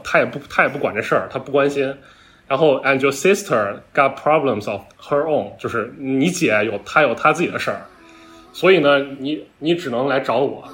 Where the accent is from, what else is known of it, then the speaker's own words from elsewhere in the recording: Northwest China, China; 我本身是一个 于田的老乡嘛，我是个西北人